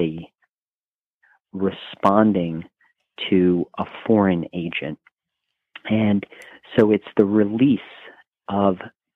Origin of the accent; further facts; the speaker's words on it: New Orleans, Louisiana, United States; moved away; I'm originally from New Orleans